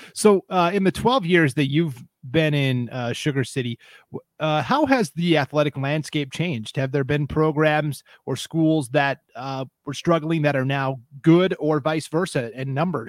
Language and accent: English; Bitterroot Valley, Montana, United States; moved away; Where I grew up in the Bitterroot Valley in Montana, we actually played Salmon a lot in junior high sports and even in high school.